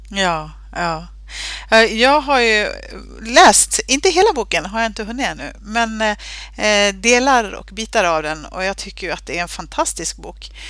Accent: Sweden; alltså vi svenskar

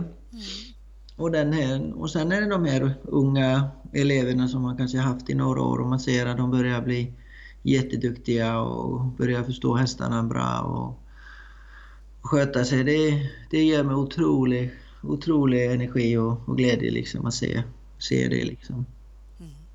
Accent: Iceland; moved away as an adult; also born or lived in Blekinge, Sweden / Östergötland, Sweden; now in Skåne, Sweden; Jag är uppvuxen på Island

